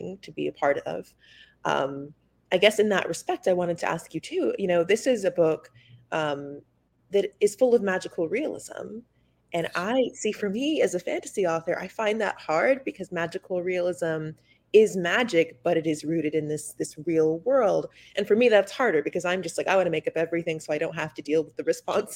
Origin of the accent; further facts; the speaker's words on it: Atlanta, Georgia, United States; I grew up in Atlanta